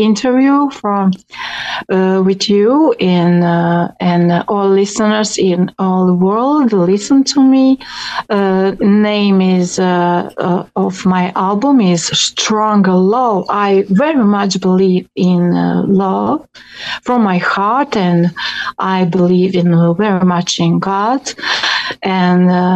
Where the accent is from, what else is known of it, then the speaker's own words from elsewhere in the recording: Rijeka, Primorje-Gorski Kotar County, Croatia; English is a second language; I came from Croatia. My city is, in English, a river. Yes, Rijeka.